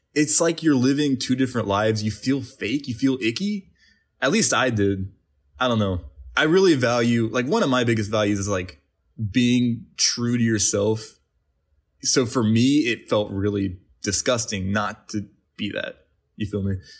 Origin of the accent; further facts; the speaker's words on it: West Virginia, United States; moved away as an adult; now in Los Angeles, United States; we grew up in West Virginia.